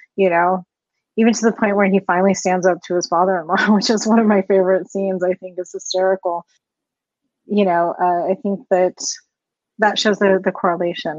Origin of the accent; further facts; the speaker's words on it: Colorado, United States; I was born and raised here in Colorado